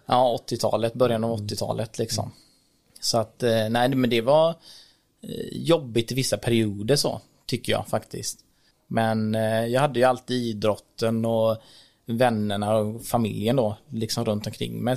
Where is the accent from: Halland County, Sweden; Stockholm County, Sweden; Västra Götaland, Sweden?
Halland County, Sweden; Rolfstorp; also born or lived in Sri Lanka; Kom till Sverige när jag var tre månader drygt i eh, ett litet samhälle som heter Rollstorp som ligger mellan Varberg och Ullared, som många känner till säkert. Och växte upp där när jag var liten